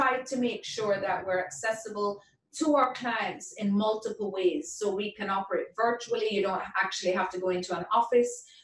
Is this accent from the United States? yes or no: no; Jamaica; moved away; I'm from Jamaica